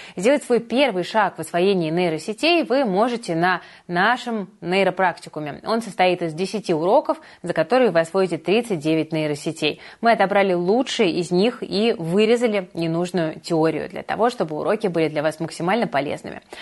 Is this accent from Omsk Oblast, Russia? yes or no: no; Saint Petersburg, Russia; я, как коренная петербурженка